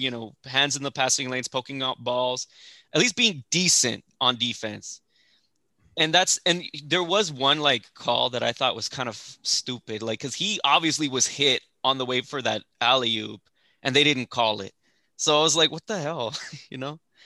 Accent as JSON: {"language": "English", "town": "El Paso", "region": "Texas", "country": "United States", "tie": "born or raised there", "also_born_or_lived": "Fort Worth, Texas", "moved": "yes"}